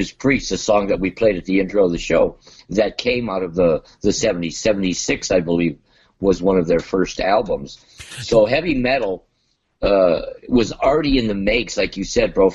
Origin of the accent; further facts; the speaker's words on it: Montebello, California, United States; I grew up in Montebello